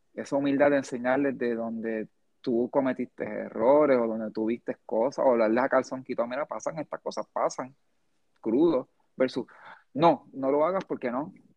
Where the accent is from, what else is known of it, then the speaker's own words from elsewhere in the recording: United States; now in Puerto Rico; yo me crié, gran parte de mi niñez fue en Estados Unidos también